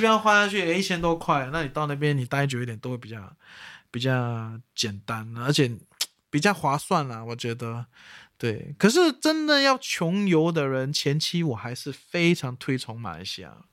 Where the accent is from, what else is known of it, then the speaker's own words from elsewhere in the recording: Singapore; 身为一个新加坡人